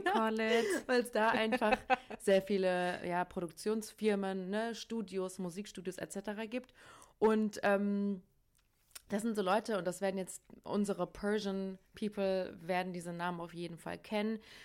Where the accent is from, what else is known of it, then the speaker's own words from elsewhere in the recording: Hesse, Germany; ich komme ja aus Hessen